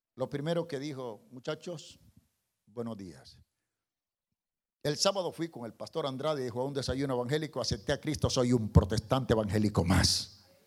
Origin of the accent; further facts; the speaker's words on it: El Salvador; Estoy hablando del Salvador, yo soy salvadoreño